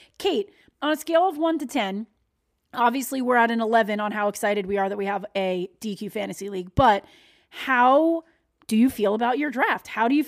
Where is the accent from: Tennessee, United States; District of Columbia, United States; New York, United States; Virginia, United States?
New York, United States; Long Island; I'm from Long Island.